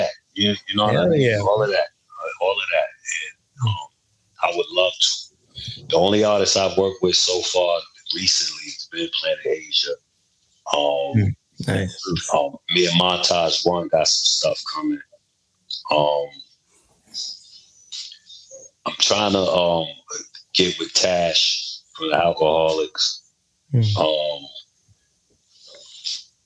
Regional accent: New York City, New York, United States; when I grew up in Brooklyn, you know, late 80s, early 90s

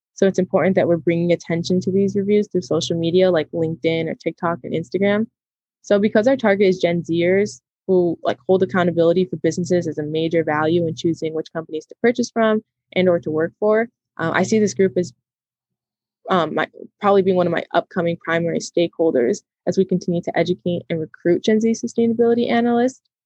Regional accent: Chicago, Illinois, United States; also born or lived in Madison, Wisconsin; I was born and raised in the Chicagoland area, and I'm a second generation Mexican American

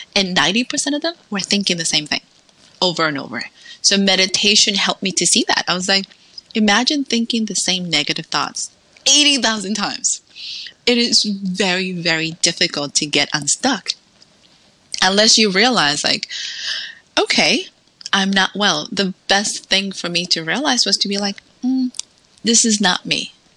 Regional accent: New York City, New York, United States; moved away as an adult; also born or lived in Dominican Republic / Salem, Massachusetts; now in Texas, United States; So between ten through eighteen went to school in New York City

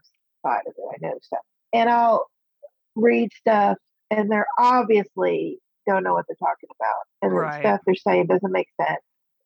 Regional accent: South Texas, United States; moved away as an adult; also born or lived in East Coast; I grew up in South Texas. So I heard it all my life.

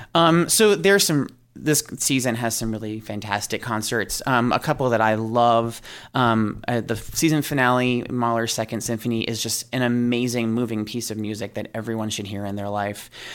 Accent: New York, United States; I am originally from New York

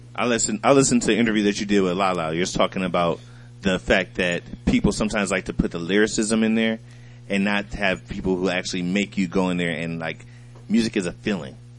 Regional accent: Toledo, Ohio, United States; I'm from Toledo, Ohio, right? We grew up near, near the Detroit Lions

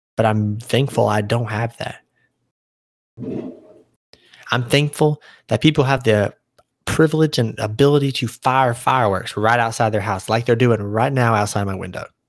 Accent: United States; I'm born and raised. This is my home. This is my country

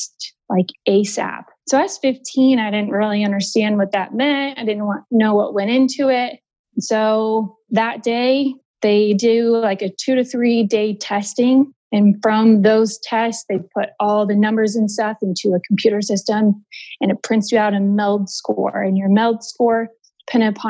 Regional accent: Denver, Colorado, United States; now in Houston, United States; I'm from Denver, but we live in Houston right now

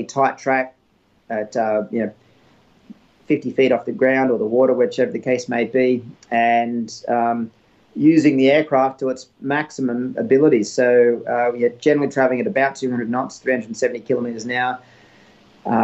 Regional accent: Australia; moved away as an adult; also born or lived in United States; a bit over a year and a half before I went back home to Australia

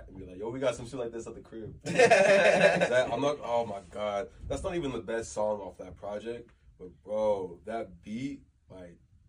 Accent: Texas, United States; Especially as somebody from the South, like I'm from Texas

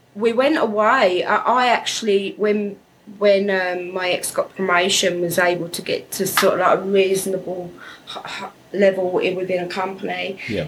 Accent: England, United Kingdom; moved away as an adult; now in Australia; I'm from England, United Kingdom

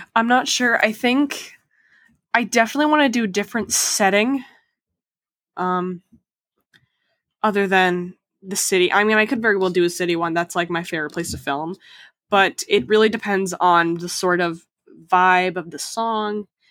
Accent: Boston, Massachusetts, United States; I'm from Boston

